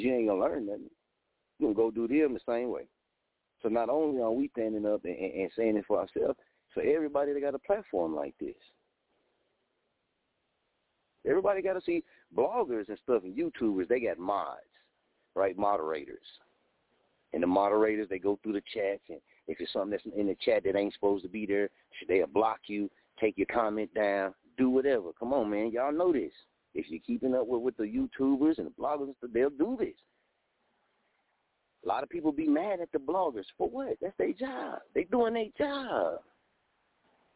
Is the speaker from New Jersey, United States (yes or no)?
no; Muskogee, Oklahoma, United States; moved away; also born or lived in Wichita, Kansas; I'm from Muskogee, Oklahoma. Just moved back to Muskogee, Oklahoma from Wichita, Kansas